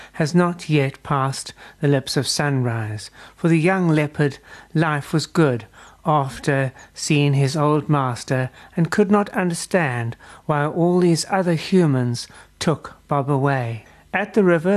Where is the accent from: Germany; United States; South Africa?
South Africa; as a South African